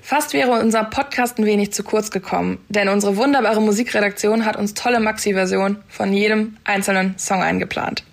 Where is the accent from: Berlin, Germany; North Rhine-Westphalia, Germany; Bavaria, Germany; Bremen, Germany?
North Rhine-Westphalia, Germany; Ruhr area; now in Kiel, Germany; meiner Heimat, dem Ruhrgebiet.